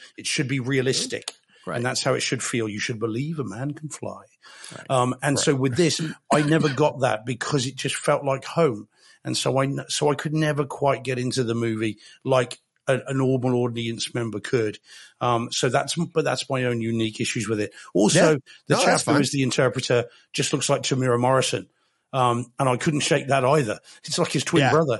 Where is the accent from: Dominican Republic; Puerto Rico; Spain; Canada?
Spain; moved away; I grew up in Spain. I lived there for 10 years, south coast of Spain.